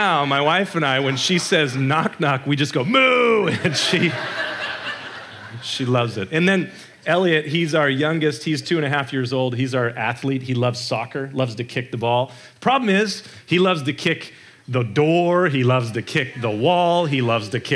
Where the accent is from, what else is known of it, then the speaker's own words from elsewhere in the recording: San Diego, California, United States; my hometown, San Diego